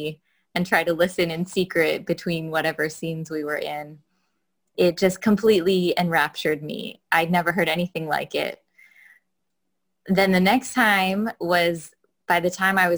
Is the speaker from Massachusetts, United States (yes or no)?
no; Sequim, Washington, United States; I'm from Squim, Washington